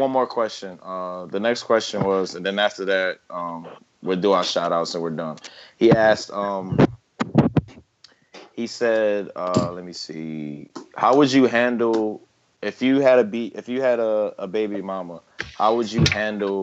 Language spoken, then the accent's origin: English; Chicago, Illinois, United States; I'm from Chicago